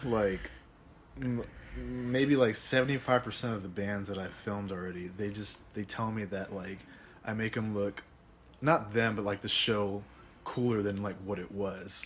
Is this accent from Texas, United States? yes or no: yes; Dallas, Texas, United States; also born or lived in Austin / San Antonio; now in Fort Worth, United States; I was born in Dallas. Okay, like, I lived there since I was like 23